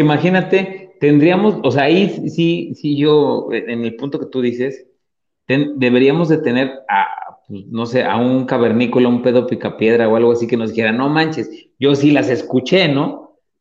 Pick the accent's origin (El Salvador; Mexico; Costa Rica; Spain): Mexico; Atlixco, Puebla; yo soy de Puebla, soy de un, poblado que se llama Atlisco, y este, donde yo crecí, donde yo, yo viví gran parte de mi infancia